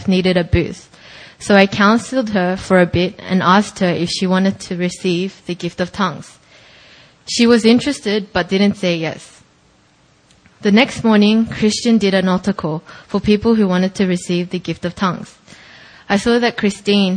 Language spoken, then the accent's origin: English; Australia; moved away; going to my hometown